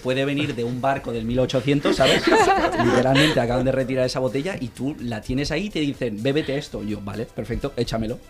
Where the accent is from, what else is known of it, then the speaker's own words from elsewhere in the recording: Castelldefels, Catalonia, Spain; vengo de Castefels, Castefa para algunos